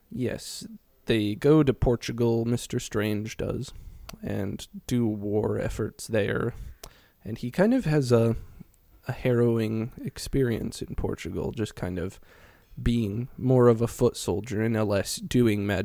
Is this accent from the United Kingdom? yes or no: yes; United Kingdom; We're British.